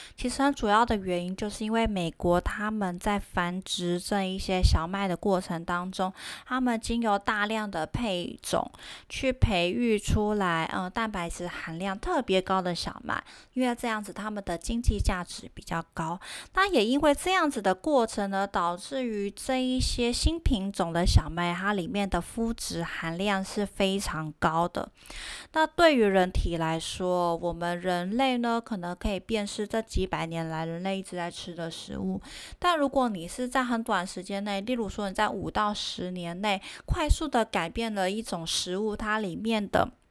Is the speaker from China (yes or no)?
no; Taiwan; 我们台湾人